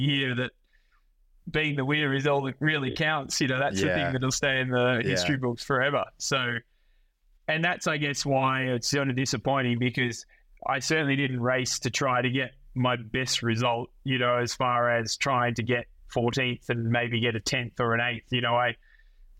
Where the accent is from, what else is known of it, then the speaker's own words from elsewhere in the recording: Australia; being Australian is kind of good. You know, we grow up on the beach